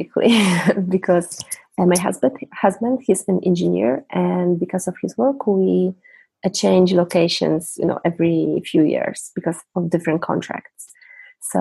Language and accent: English; Poland; English is a second language; I'm from Poland